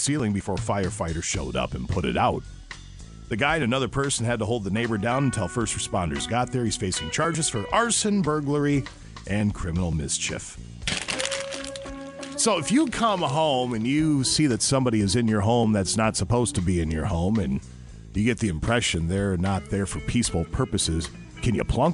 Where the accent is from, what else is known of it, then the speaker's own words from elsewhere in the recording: Minneapolis, Minnesota, United States; I am a city boy. We grew up in Minneapolis